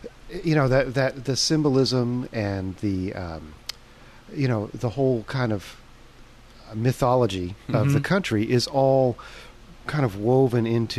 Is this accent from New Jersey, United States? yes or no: no; Washington, District of Columbia, United States; now in Tacoma, United States; I grew up right outside Washington, D.C.